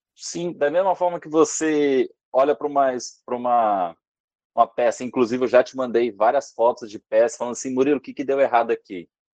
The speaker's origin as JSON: {"language": "Portuguese", "town": "Vitória", "region": "Espírito Santo", "country": "Brazil", "said": "Eu sou da Vitória no Espírito Santo"}